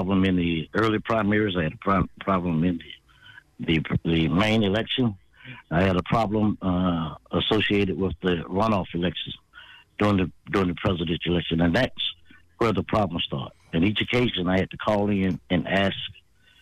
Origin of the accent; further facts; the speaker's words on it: Atlanta, Georgia, United States; moved away as an adult; also born or lived in Berlin / Korea; now in California, United States; I was born and raised, for those that are in Georgia, in Atlanta